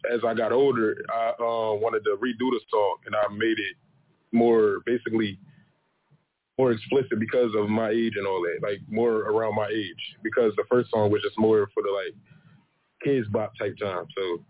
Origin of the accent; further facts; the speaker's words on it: Philadelphia, Pennsylvania, United States; I'm from Philly.